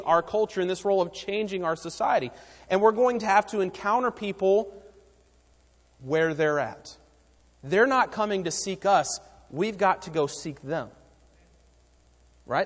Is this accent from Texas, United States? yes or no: no; Raleigh, North Carolina, United States; we grew up in Raleigh